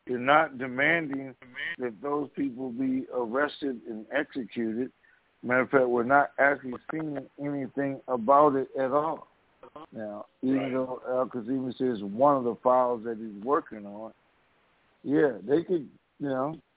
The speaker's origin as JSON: {"language": "English", "region": "Tennessee", "country": "United States", "said": "I'm from Tennessee. Tennessee."}